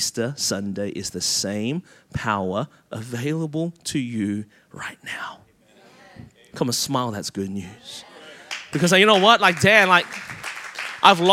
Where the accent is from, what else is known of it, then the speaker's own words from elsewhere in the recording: Malaysia; moved away; That's my home country